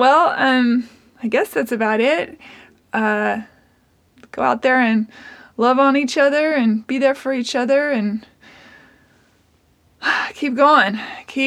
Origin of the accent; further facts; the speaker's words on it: Seattle, Washington, United States; now in Nashville, United States; Originally, I was born in Seattle